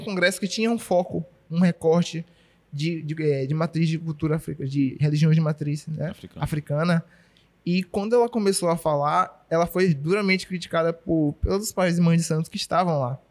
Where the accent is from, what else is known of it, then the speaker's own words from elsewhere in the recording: Salvador, Bahia, Brazil; nunca saí de Salvador, nunca saí da Bahia, na verdade, né?